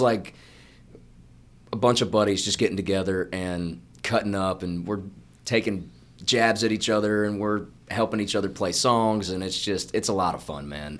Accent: Georgia, United States; moved away as an adult; now in Nashville, United States; I'm from Georgia

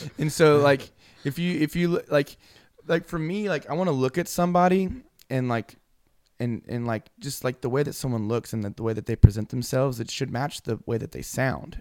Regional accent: Houston, Texas, United States; moved away as an adult; I'm from Houston

